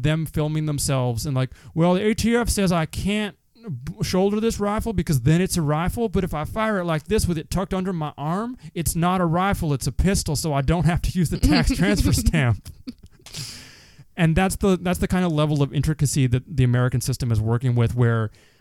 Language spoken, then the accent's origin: English; Canada; I'm a Canadian